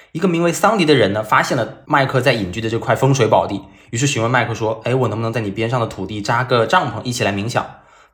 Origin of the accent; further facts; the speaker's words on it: China; 他们所建的房子跟我们中国人所理解的建房子是不一样的